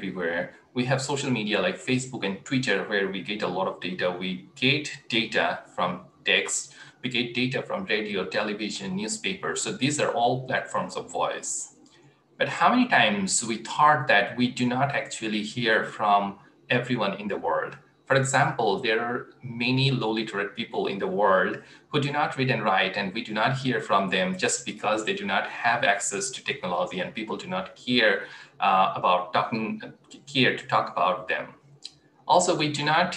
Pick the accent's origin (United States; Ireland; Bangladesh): Bangladesh; I grew up in Bangladesh in late 1990s